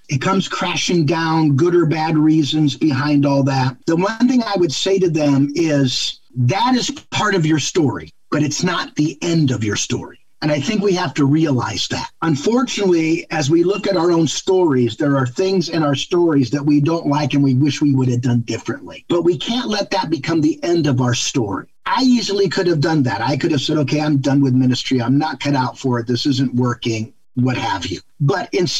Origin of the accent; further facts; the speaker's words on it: Ohio, United States; now in Michigan, United States; I live in Michigan, but I'm from Ohio